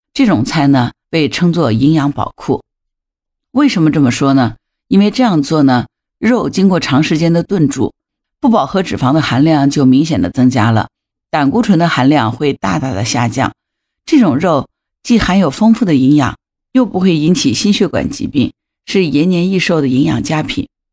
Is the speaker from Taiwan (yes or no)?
no; China; 传统来说，我们中国人对牙齿的这个保护和保健做的不到位